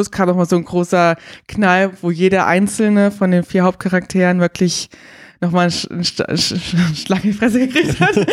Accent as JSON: {"language": "German", "region": "Berlin", "country": "Germany", "tie": "born or raised there", "said": "Ich bin in Berlin zur Schule gegangen"}